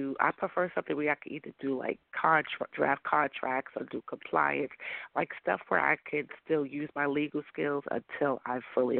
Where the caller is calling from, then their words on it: New York, United States; New York.